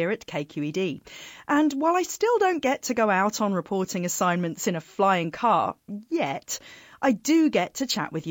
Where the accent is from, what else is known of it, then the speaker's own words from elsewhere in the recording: South East England, United Kingdom; now in United States; I come from Kent in southeast England. I still sometimes have trouble when I'm trying to get a glass of water. Sorry, water, at a cafe or restaurant. It tests my patience because I've been living in the US for a long time.